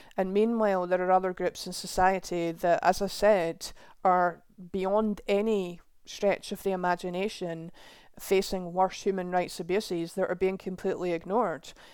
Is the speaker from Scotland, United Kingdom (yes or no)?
yes; Scotland, United Kingdom; my home country of Scotland